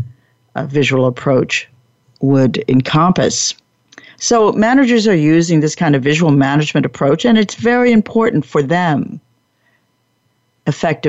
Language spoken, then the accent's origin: English; Long Branch, New Jersey, United States; I was brought up in New Jersey. But I didn't know how to get there from Long Branch, New Jersey